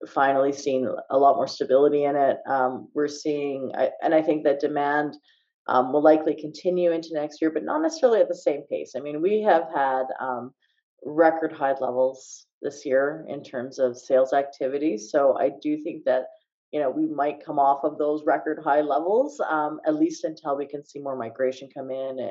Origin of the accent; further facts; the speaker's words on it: Calgary, Alberta, Canada; I'm from Calgary